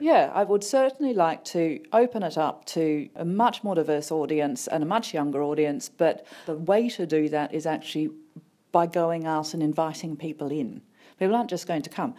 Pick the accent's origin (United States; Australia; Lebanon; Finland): Australia; Sydney, New South Wales; moved away as an adult; also born or lived in Leicester; now in Birmingham, United Kingdom; I came from Sydney originally, moved here eleven years ago, to the U K